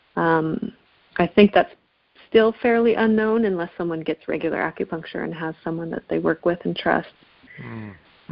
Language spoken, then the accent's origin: English; Seattle, Washington, United States; I was born in Seattle, actually